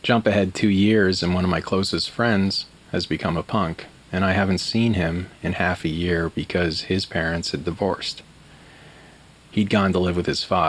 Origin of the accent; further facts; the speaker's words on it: Aurora, Colorado, United States; I was growing up in Aurora